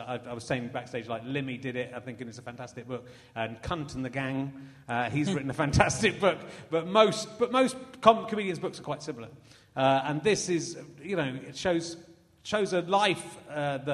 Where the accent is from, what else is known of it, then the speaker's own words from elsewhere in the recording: Somerset, South West England, United Kingdom; also born or lived in Yorkshire; I was born in Yorkshire and moved out of Yorkshire when I was four as well, so... I grew up in Somerset